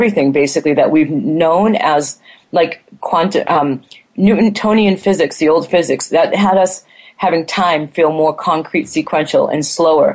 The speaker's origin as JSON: {"language": "English", "town": "Boston", "region": "Massachusetts", "country": "United States", "tie": "born or raised there", "also_born_or_lived": "California / Taiwan", "moved": "as an adult", "said": "I grew up in Boston as a strong, raised to be a strong, confident, independent woman."}